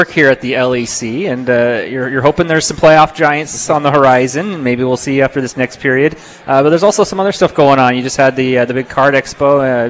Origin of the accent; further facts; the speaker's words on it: Hamilton, Ontario, Canada; now in Vancouver, Canada; So there's a team in my hometown in Hamilton